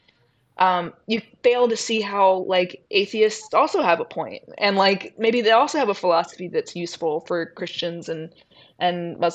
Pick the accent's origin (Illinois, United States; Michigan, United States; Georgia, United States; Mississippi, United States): Mississippi, United States; We spent a lot of time in church because I'm from Mississippi, and that's in the small town that I'm from, that's where your whole social life is